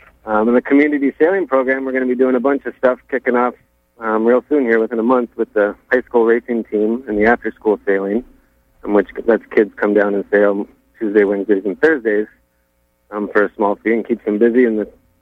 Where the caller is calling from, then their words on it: Rockland, Maine, United States; I'm calling from Atlantic Challenge in Rockland.